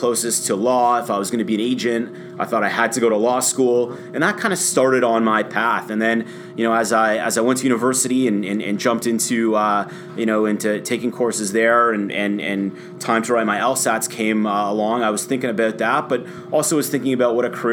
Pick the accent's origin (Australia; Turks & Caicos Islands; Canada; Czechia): Canada; Toronto, Ontario; I've loved our hometown teams, Leaf fan, you know, growing up. Raptors fan